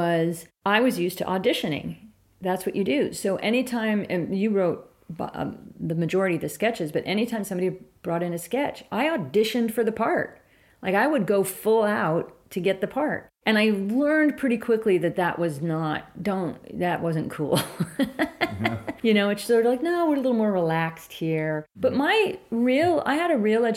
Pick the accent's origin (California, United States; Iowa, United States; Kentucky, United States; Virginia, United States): California, United States; San Francisco; also born or lived in Marin County / Mendocino; I grew up in San Francisco, and then we moved to Marin as a young preteen